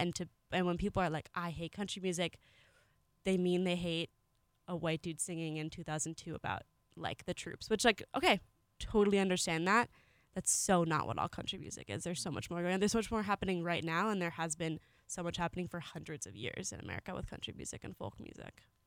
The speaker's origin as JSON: {"language": "English", "region": "California", "country": "United States", "said": "I'm from California"}